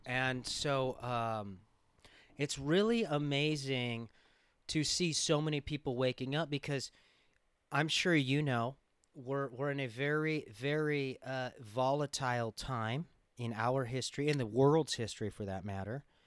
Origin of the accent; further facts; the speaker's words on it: Los Angeles, California, United States; growing up in Los Angeles